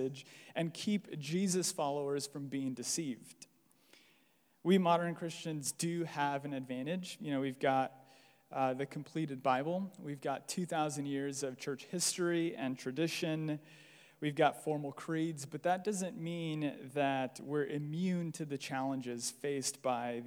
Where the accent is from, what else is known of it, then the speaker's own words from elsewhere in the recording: Los Angeles, California, United States; I'm Mexican, born and raised in LA.